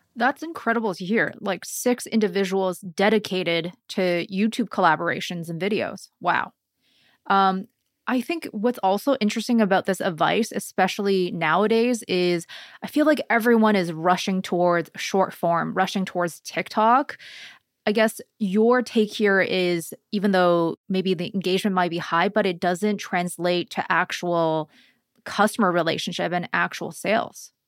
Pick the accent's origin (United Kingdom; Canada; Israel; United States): Canada; a Canadian